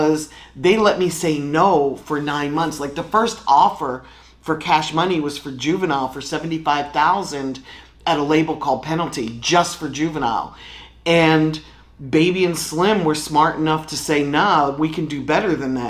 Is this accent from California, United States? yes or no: no; Philadelphia, Pennsylvania, United States; moved away as an adult; also born or lived in New York City; Originally, I'm from Philadelphia. I moved to New York City when hip-hop kind of started